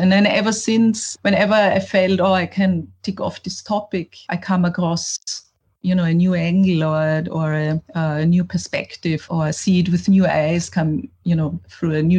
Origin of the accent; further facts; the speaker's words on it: Vienna, Austria; me growing up in Vienna, a capital in the 80s